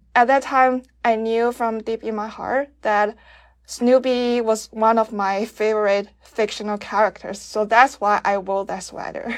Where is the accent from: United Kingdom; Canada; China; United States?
China; I'm from China